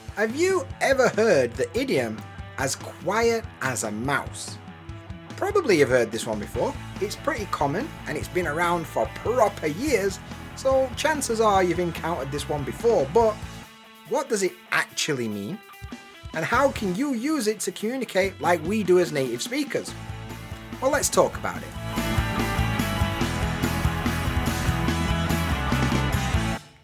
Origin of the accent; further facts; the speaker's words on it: England, United Kingdom; now in Japan; as an English bloke